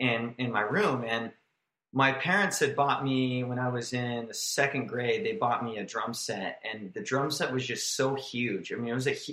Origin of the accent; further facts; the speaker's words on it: Grand Terrace, California, United States; also born or lived in Long Beach, California; I was born in Long Beach. Oh, okay. And My parents moved to a city called Grand Terrace, which was pretty much just all orange groves, and it just it connected with Riverside, California.